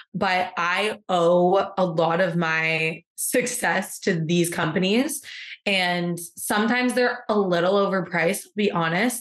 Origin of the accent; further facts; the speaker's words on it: Canada; moved away as an adult; now in Seville, Spain; I may be Canadian